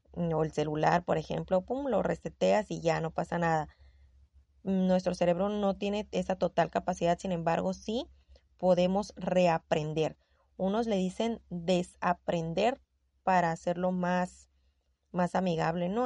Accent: Sonora, Mexico; accent: norteña; tengo el tono de voz muy golpeado, yo lo sé, soy sonorense, soy norteña

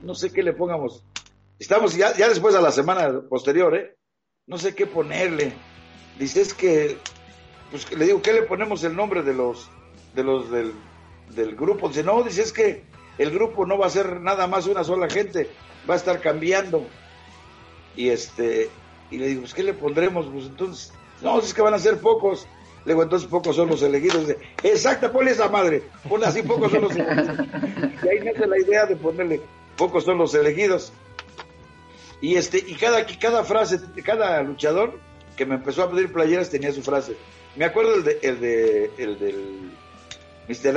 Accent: Mexico City, Mexico; also born or lived in unnamed home village (pueblo); me vengo a la Ciudad de México, es, huyendo de, de, ese tío que me golpeaba, que, yo tenía 10 años

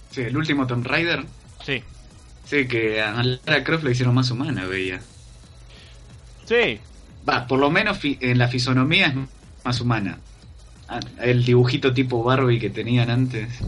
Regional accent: Córdoba, Argentina; accent: cordobés; Che, Lucas, Maxi se está burlando nuestro acento.

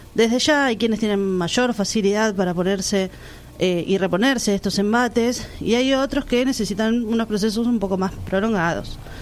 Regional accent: La Plata, Buenos Aires Province, Argentina; tengo 34 años, soy de La Plata

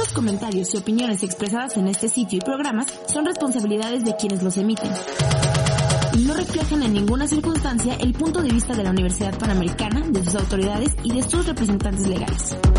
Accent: Mexico; como mexicanos yo creo que somos la el mejor, em, los que mejor saben sobre terremotos.

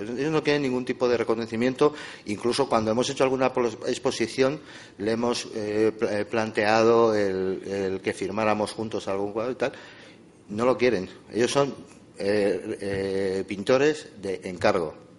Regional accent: Madrid, Community of Madrid, Spain; los dos somos de Madrid

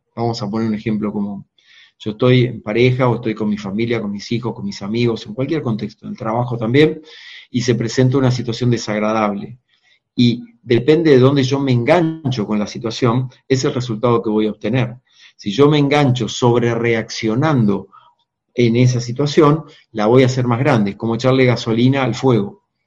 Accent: Argentina; mi país, Argentina

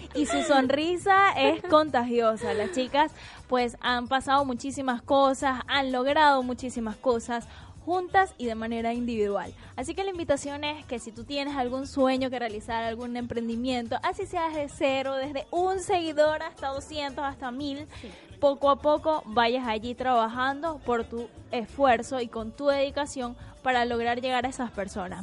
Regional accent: Venezuela; now in Argentina; como venezolanos llegamos a un nuevo país y empezamos desde cero

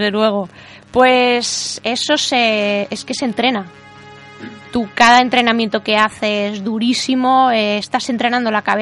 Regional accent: Valencian Community, Spain; Que era la segunda valenciana que ganaba un campeonato de España de maratón

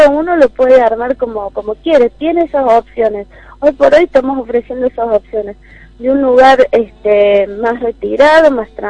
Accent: Córdoba, Argentina; now in Cabalango, Argentina; Y yo nací en Córdoba capital, en un barrio, en barrio San Vicente. Uh. Me crié en Córdoba.

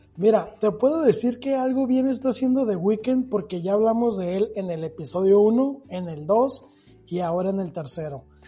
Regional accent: Mexico; soy latino pues mira, de México para el mundo

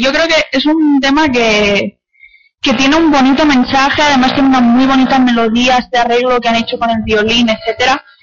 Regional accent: Barcelona, Catalonia, Spain; también soy de Barcelona

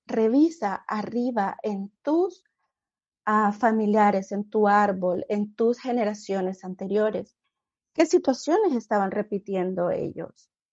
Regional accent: Honduras; moved away as an adult; now in United States

